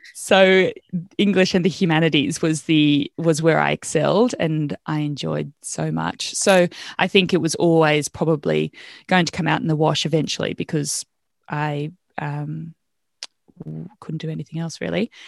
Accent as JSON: {"language": "English", "country": "Australia", "also_born_or_lived": "Wales / Botswana / Wanaka, New Zealand / Tamworth, Australia", "moved": "as an adult", "said": "I could go back as an Australian resident"}